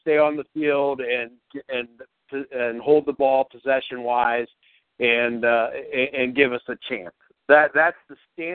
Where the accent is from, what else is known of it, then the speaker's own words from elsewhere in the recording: Youngstown, Ohio, United States; now in Columbus, United States; from Youngstown to Columbus